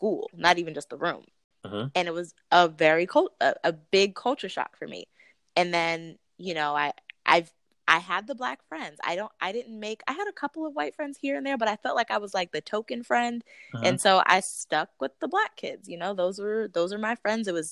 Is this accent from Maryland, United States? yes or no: yes; Prince George's County, Maryland, United States; also born or lived in Boston, Massachusetts; we moved to Maryland when I was three, and we lived in PG County